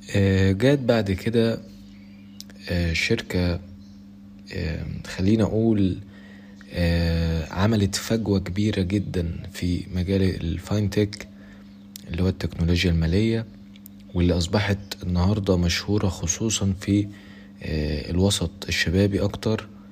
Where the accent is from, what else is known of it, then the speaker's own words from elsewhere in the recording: Egypt; عندنا في مصر